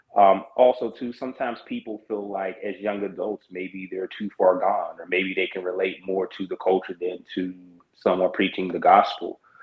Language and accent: English; Pittsburgh, Pennsylvania, United States; my hometown and where I reside is the same. I'm currently located in Pittsburgh, Pennsylvania.